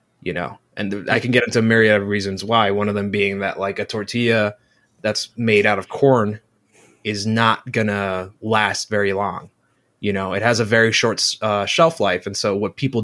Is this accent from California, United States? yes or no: yes; Chula Vista, California, United States; moved away as an adult; also born or lived in Tijuana, Mexico; now in Los Angeles, United States; I was born in San Diego, but I spent a big portion of my life in Tijuana, Mexico